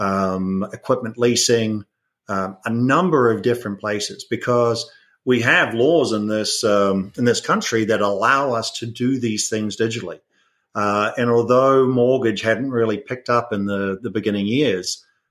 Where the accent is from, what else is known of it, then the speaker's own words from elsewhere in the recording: New Zealand; moved away as an adult; also born or lived in United Kingdom; now in United States; everyone might hear an accent. So I'm originally from New Zealand